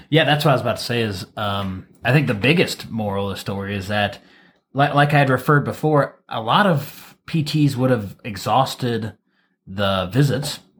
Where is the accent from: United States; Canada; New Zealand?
United States; Wauseon, Ohio; moved away; back home, I'm from Waseon, Ohio